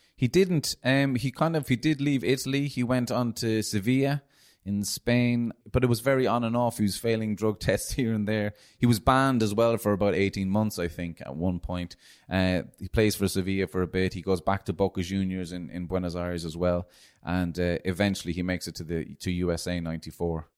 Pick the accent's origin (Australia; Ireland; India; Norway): Ireland; Cork, Munster; as an Irish Argentinian growing up in Ireland